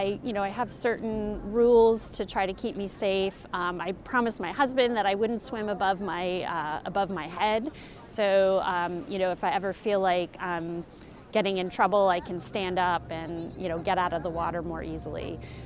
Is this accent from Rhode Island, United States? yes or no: yes; Coventry, Rhode Island, United States; I'm from Coventry, Rhode Island